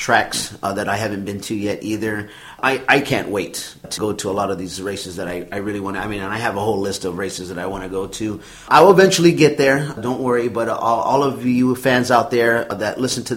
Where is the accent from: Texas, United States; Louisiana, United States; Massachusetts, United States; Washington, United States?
Texas, United States; Houston; also born or lived in San Antonio, Texas; I am originally from Houston, Texas, by way of San Antonio, and I grew up not around NASCAR, but being in Texas